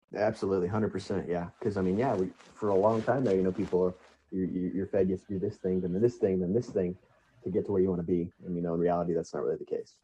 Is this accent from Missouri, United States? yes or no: yes; Lebanon, Missouri, United States; it was a great place to grow up, and I'm truly proud to be from Lebanon, Missouri